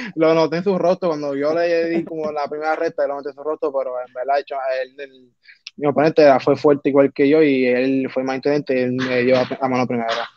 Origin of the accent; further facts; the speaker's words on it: Vega Alta, Puerto Rico; soy de Bereña, de Barrio Breña en Vega Alta, Puerto Rico. Me nací y creo acá